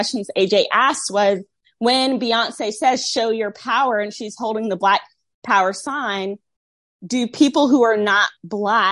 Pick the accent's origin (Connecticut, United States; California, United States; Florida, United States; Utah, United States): Florida, United States; Tampa; also born or lived in the Bible Belt; I'm from Tampa at the Tampa show. It's kind of diverse in Florida